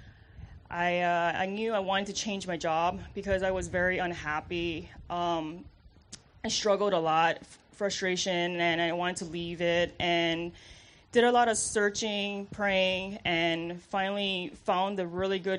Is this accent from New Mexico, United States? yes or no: no; Hawaii, United States; moved away; I'm originally from Hawaii, so very far